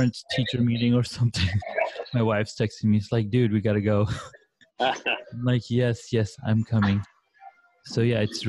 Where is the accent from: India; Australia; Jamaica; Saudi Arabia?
Saudi Arabia; I grew up in Saudi Arabia